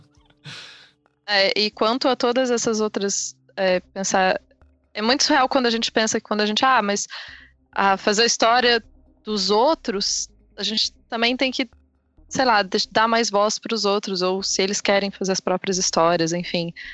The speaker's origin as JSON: {"language": "Portuguese", "country": "Brazil", "said": "eu me entendo como brasileira"}